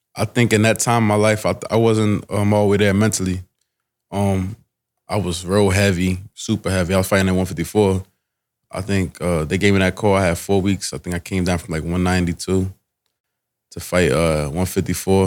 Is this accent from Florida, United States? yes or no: no; New Jersey, United States; now in Delaware, United States; I'm from Jersey